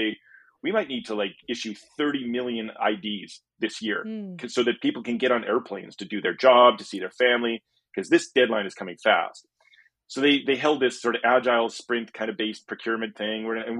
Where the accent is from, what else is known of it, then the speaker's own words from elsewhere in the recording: Canada; as a Canadian visiting